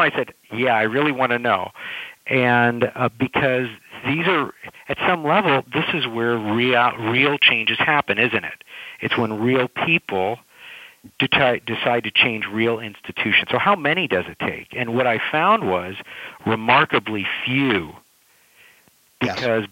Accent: California, United States; I'm from California

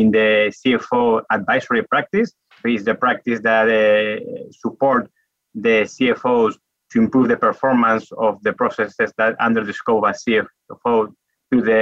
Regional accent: Madrid, Community of Madrid, Spain; English is a second language; As perhaps you may get from the accent, I am from Spain, from Madrid.

